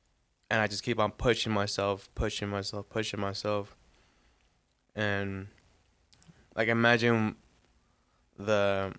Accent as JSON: {"language": "English", "region": "New York", "country": "United States", "said": "I'm from New York, son."}